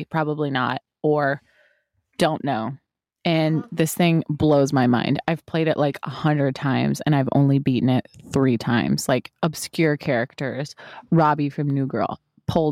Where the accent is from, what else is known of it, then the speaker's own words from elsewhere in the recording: Ohio, United States; now in California, United States; I'm from Ohio. I don't currently reside there